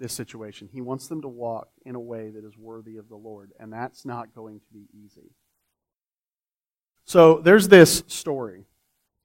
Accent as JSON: {"language": "English", "region": "Florida", "country": "United States", "moved": "yes", "lives_now": "Texas, United States", "said": "I'm from Florida"}